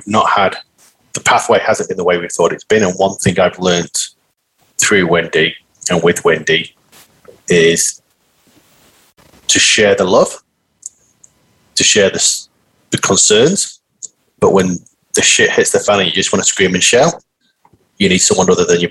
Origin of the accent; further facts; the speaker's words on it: Manchester, North West England, United Kingdom; moved away as an adult; also born or lived in Australia; now in Melbourne, Australia; born and bred in Manchester in the UK, Northern England. That's why I've got a funny accent.